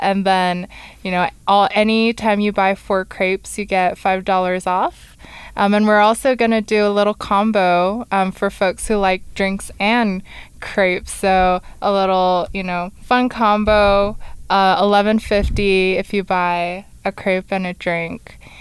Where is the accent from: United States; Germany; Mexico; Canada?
United States; California; moved away as an adult; now in Rexburg, United States; We're both from California